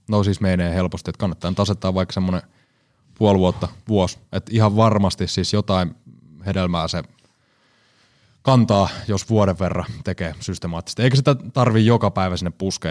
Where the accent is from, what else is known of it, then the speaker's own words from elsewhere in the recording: Seinäjoki, South Ostrobothnia, Finland; also born or lived in Kuortane / Alavus / Härmä; Itsehän olen Seinäjoelta.